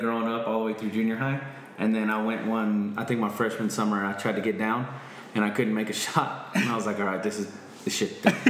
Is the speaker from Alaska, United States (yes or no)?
no; Snyder, Texas, United States; I am originally from Snyder, Texas.